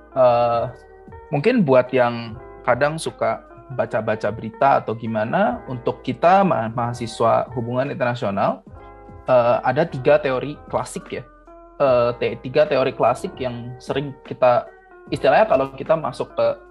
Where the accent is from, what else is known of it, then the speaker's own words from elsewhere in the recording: Indonesia; moved away as an adult; now in Singapore; aku yang orang Indonesia